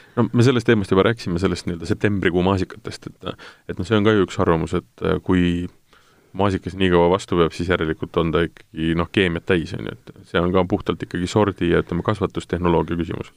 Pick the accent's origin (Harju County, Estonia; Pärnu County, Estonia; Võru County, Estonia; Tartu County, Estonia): Tartu County, Estonia; Tartu; ma olen ise Tartust pärit